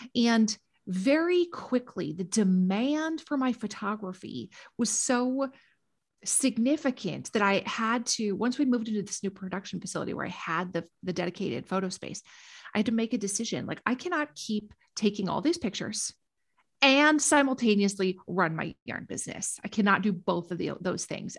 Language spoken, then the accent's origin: English; Minnesota, United States; moved away as an adult; also born or lived in Washington, D.C.; my hometown in Minnesota